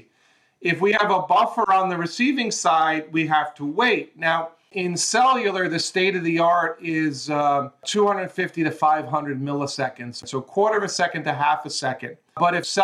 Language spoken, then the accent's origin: English; New York, United States; moved away as an adult; also born or lived in Southern California; now in Los Angeles, United States; I grew up in New York